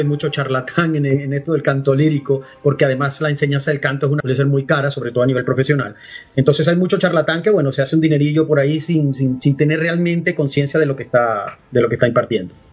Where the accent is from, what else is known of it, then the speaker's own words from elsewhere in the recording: Valera, Trujillo, Venezuela; moved away as an adult; also born or lived in Caracas / Vienna / Spain; now in Miami, United States; yo soy andino. Yo nací en una ciudad que se llama Valera